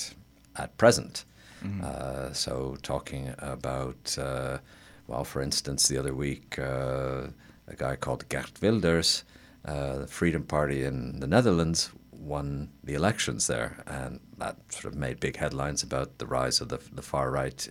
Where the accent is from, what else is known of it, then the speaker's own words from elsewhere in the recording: Toronto, Ontario, Canada; moved away as an adult; also born or lived in United Kingdom / Estonia; I was born in Toronto and actually I went to U of T as a student